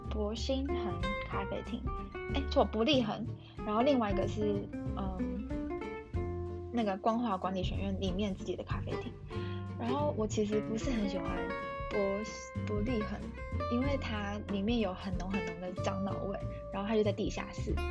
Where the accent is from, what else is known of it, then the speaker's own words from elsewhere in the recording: Taiwan; moved away; also born or lived in Germany; 你是台湾人吗？然后我就说，哦，对